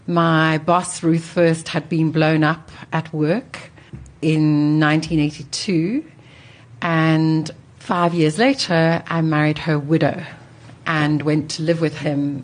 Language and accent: English; north of England, United Kingdom; So I'm a first-generation immigrant who didn't know any English people until I was an adult because I was Catholic.